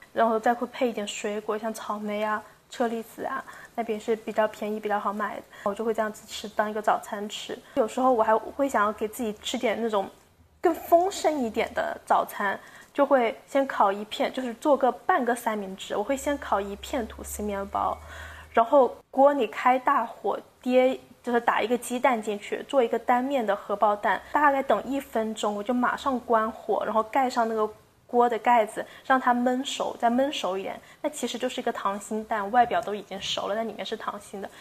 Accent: China; also born or lived in United States; 我们嗯。中国人有些习惯是饭后喝茶

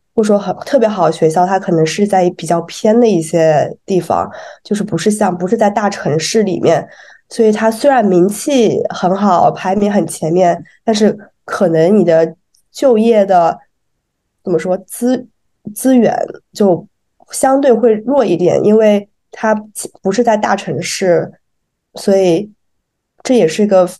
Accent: China; 我们中国人

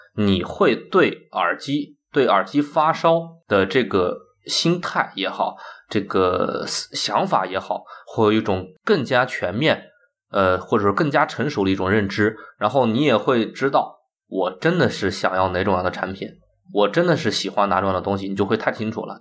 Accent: China; 我们中国人做这个东西可以比你强

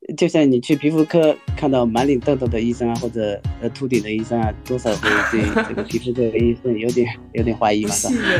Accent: Wenzhou, Zhejiang, China; 来自温州的，浙江温州温州哦

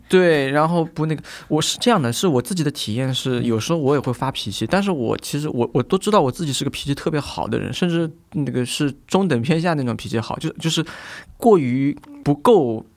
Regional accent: China; also born or lived in Vienna; 尤其是我们中国人

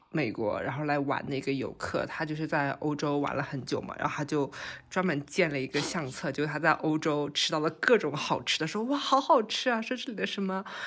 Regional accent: Yangzhou, Jiangsu, China; moved away; also born or lived in Hong Kong; 我是扬州人

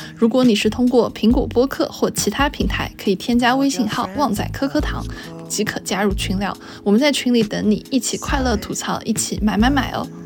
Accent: Zhejiang, China; 我浙江人嘛

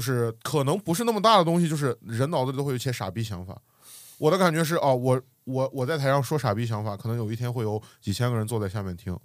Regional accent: Xi'an, Shaanxi, China; moved away as an adult; now in Xiamen, China; 我是西安人

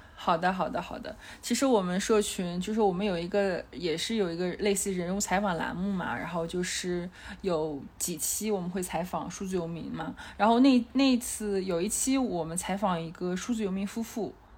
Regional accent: Dalian, Liaoning, China; moved away as an adult; also born or lived in Shanghai / Dali; now in Chengdu, China; 我的老家，呃，在辽宁大连嘛

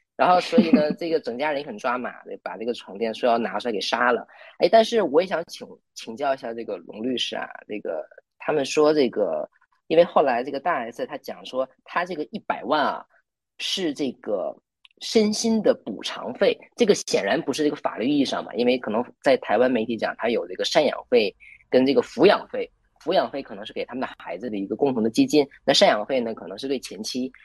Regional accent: Liaoning, China; moved away as an adult; also born or lived in Taichung, Taiwan; 我是辽宁人，然后呢，就是在二零一三年到二零一七年这个期间，在台湾台中的静宜大学读书

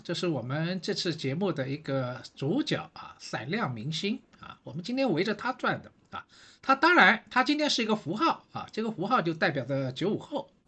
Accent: Shanghai, China; 我是上海人

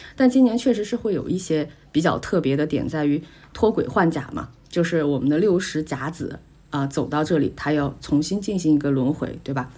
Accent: China; 我们中国人

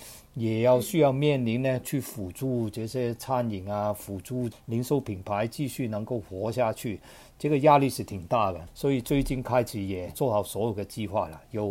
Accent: Hong Kong; also born or lived in United Kingdom; now in Shanghai, China; 我是一个香港人，然后生活在上海有二十几年，然后以往呢也有一段非常长的时间，年轻的时候在英国读书，也非常理解英国的社会。

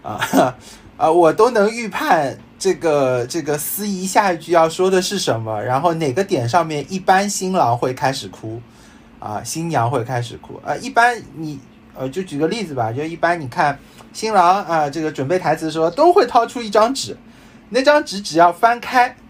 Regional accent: Shanghai, China; 我是一个生活在上海，然后成长在上海，然后也生于上海的人啊， 就是俗称上海人

